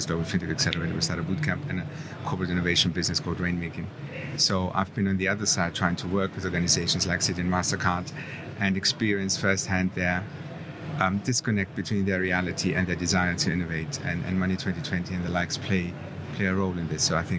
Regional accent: Germany; born or raised there; accent: between British and German; now in London, United Kingdom

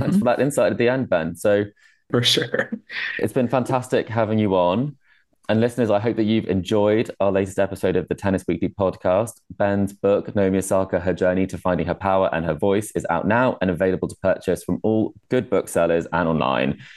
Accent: United Kingdom; I'm from the UK

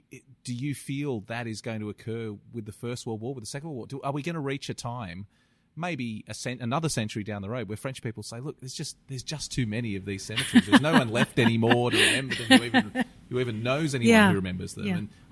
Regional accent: Australia; as an Australian, I take Australians to these cemeteries

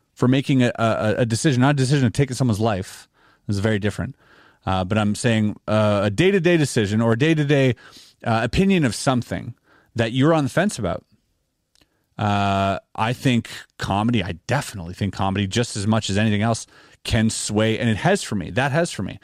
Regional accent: Canada; we're Canadian

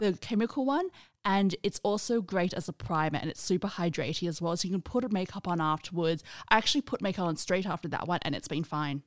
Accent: Australia; in Australia, I'm in that generation where we grew up

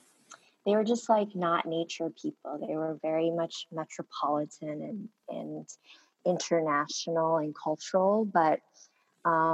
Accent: Honolulu, Hawaii, United States; first language Korean; English is a second language; growing up in Honolulu

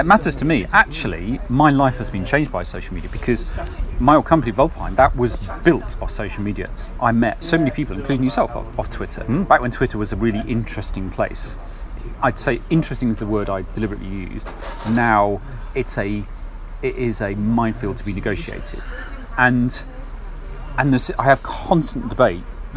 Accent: Kenneth Clarke's constituency, East Midlands, United Kingdom; I grew up in Kenneth Clark's constituency

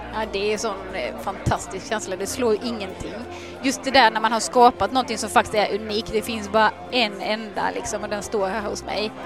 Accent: Halmstad, Halland County, Sweden; now in Laholm, Sweden; Jag är född och uppvuxen i Halmstad, bor numera i Laholm

